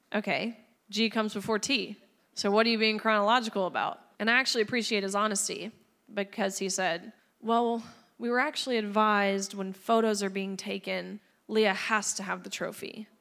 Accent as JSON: {"language": "English", "region": "Tennessee", "country": "United States", "tie": "born or raised there", "said": "my home state of Tennessee"}